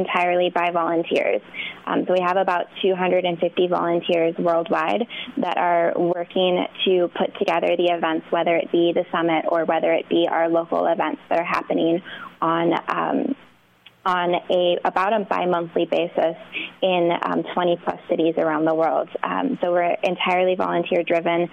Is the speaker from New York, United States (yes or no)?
yes; New York City, New York, United States; I'm a New Yorker